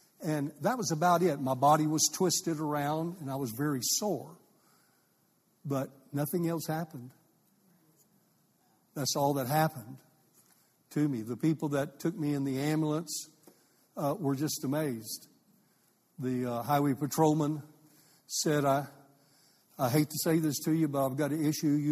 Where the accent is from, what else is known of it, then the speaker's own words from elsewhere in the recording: Amarillo, Texas, United States; also born or lived in Fort Worth, Texas / Santa Fe, New Mexico; I was raised in Fort Worth and Amarillo, in between the two